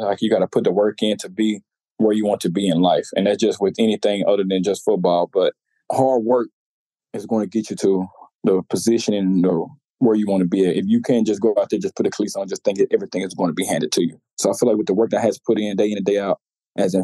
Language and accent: English; Louisiana, United States; being from Louisiana, growing up in Louisiana, like, LSU was always a dream school.